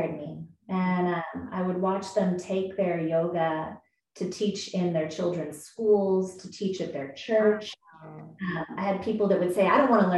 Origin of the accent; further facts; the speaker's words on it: United States; I was born in the States in this body for a reason. I'm a white woman and I'm in San Diego